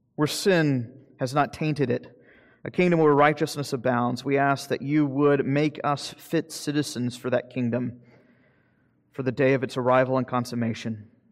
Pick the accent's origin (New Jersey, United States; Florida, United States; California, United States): Florida, United States; I'm from Florida. I'm a fifth generation Floridian